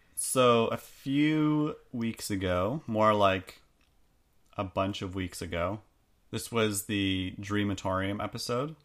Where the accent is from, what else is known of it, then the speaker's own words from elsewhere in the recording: Canada; we're Canadian